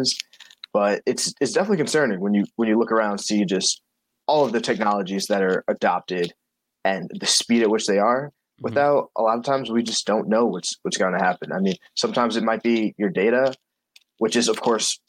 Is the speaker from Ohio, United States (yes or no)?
no; Long Island, New York, United States; moved away; also born or lived in Cambridge, Massachusetts; I'm from Long Island